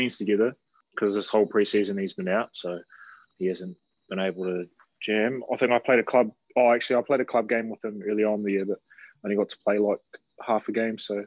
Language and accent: English; Christchurch, Canterbury, New Zealand; also born or lived in Auckland; I grew up in Christchurch, bro. Yeah, I was born in Auckland, but pretty much parents and that moved down when I was 5 to Christchurch.